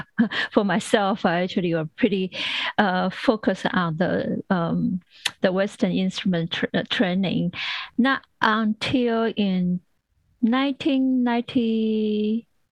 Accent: Taiwan; now in United States; when I grew up in Taiwan

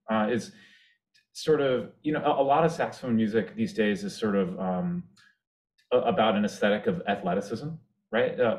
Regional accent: Washington D.C. area, District of Columbia, United States; grew up in the Washington D.C. area

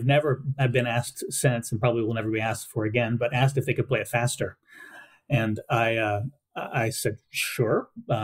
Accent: Southwest Louisiana, United States; I grew up in Southwest Louisiana

